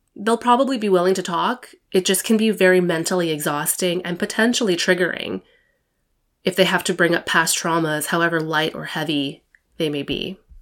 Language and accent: English; United States; I'm Taiwanese American. My parents were born in Taiwan and immigrated to the U S in the seventies